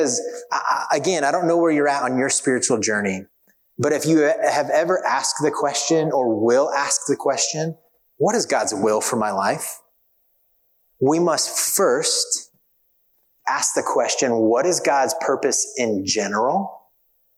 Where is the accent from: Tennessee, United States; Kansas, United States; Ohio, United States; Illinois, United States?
Kansas, United States; moved away; I grew up in Kansas